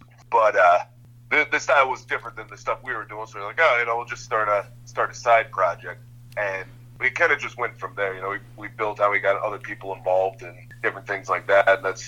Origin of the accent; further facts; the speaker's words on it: Ohio, United States; moved away as an adult; now in Pennsylvania, United States; Yeah, we're both originally in Ohio. I moved out to Pennsylvania like 2009 or 10 or something